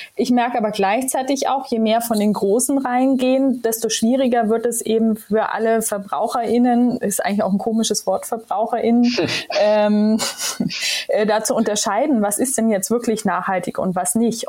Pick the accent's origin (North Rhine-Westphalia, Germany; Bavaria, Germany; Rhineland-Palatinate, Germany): Bavaria, Germany; Ansbach; also born or lived in Israel; now in Hamburg, Germany; ich komme ja aus Ansbach im wunderschönen Mittelfranken.